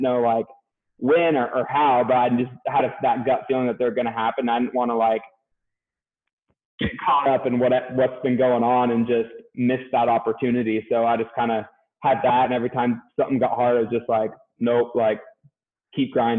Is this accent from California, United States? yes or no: yes; California, United States; moved away as an adult; also born or lived in Boise, Idaho / Vancouver, Washington; I'm from California